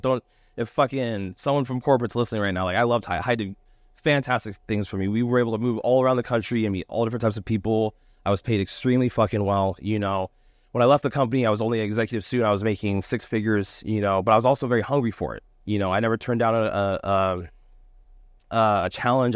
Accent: California, United States; moved away as an adult; also born or lived in Columbus, Ohio / Louisville, Kentucky / Monterey / San Diego; growing up in California

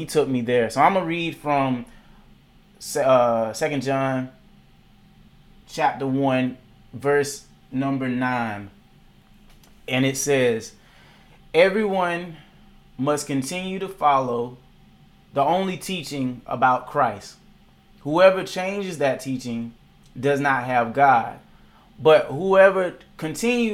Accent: Macon, Georgia, United States; also born or lived in Atlanta, Georgia; my city of Macon, Georgia, where I am now

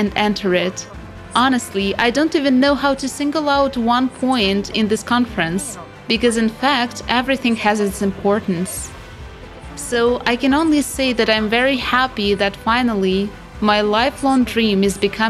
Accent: Albania; now in Italy; I'm currently living in Italy, but I'm originally from Albania.

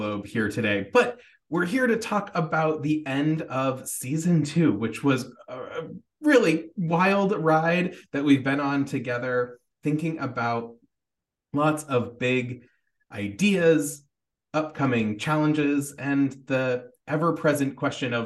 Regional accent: Portland, Maine, United States; moved away; I'm coming to you from my hometown, home for the holidays in Portland, Maine, in the United States

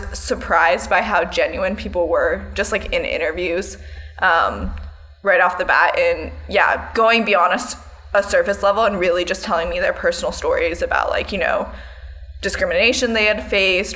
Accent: United States; also born or lived in Portugal; us as Americans, us as American women

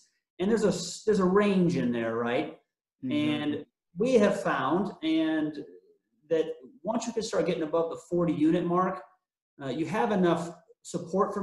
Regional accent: Omaha, Nebraska, United States; born and raised in the Omaha area, so I know the area well

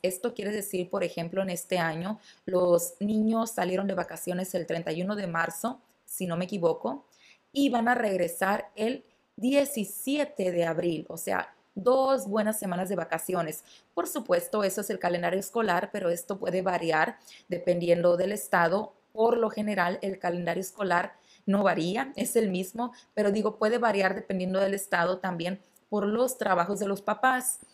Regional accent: Mexico; now in Brazil; cómo es que se vive esta época del año en mi país

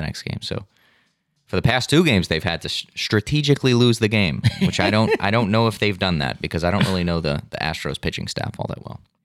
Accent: New England, United States; I'm from New England

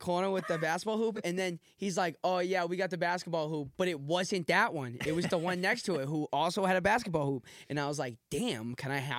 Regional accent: Boston, Massachusetts, United States; My family's from Southie. I'm from Dorchester.

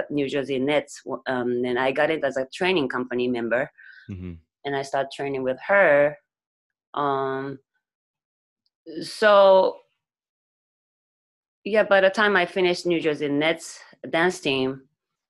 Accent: Nagoya, Aichi, Japan; moved away as an adult; now in New York, United States; I'm from Nagoya. It's not Tokyo.

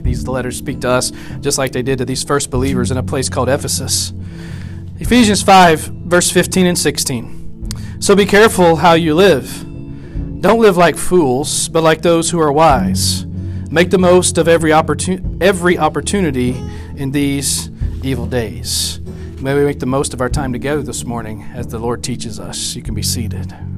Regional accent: West Monroe, Louisiana, United States; also born or lived in Houston, Texas / Arkansas / Ohio; now in Nacogdoches, United States; West Monroe is where I really grew up

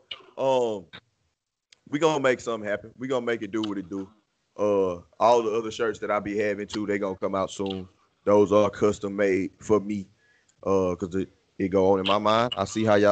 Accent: Houston, Texas, United States; the great city of Houston, motherfucking Texas. My hometown

